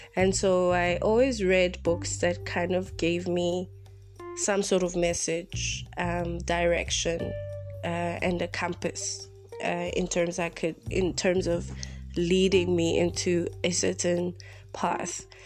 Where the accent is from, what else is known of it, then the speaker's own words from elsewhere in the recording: Bloemfontein, Free State, South Africa; I'm broadcasting from my mother's home in my hometown in Bloemfontein